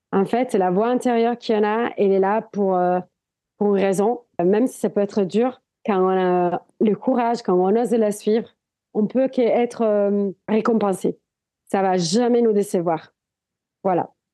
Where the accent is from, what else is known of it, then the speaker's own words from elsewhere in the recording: Italy; French is a second language; moved away as an adult; now in Biarritz, France; je viens des montagnes. Je viens des Alpes italiennes.